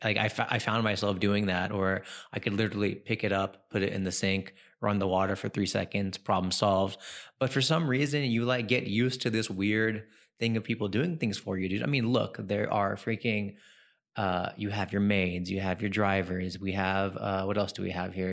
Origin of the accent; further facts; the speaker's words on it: California, United States; moved away as an adult; also born or lived in New York; now in India; I grew up, born and raised in New York, raised in California, and then came here in two thousand and ten